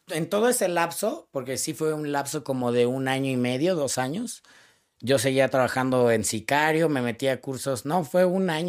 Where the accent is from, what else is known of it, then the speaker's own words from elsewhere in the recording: Cuautitlán Izcalli, State of Mexico, Mexico; yo soy de Iscalit, que significa tu casa entre los árboles.